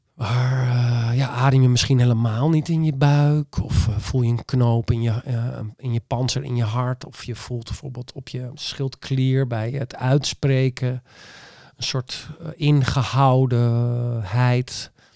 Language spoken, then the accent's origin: Dutch; Friesland, Netherlands; ik ben echt Fries en eigenwijs